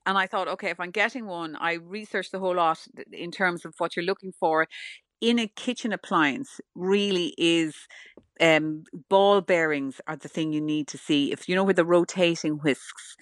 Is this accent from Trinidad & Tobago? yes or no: no; Ireland; I'm Irish